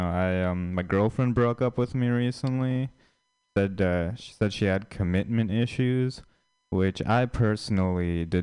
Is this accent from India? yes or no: yes; India; yeah, I'm Indian, but I feel like I feel like Indian people they aren't seen as like traditionally attractive